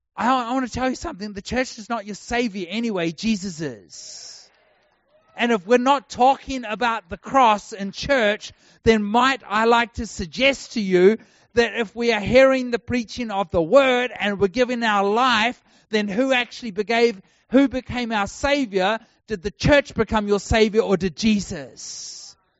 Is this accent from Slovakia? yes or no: no; New Zealand; now in Texas, United States; I'm a New Zealander. If you haven't worked out, I don't speak like an American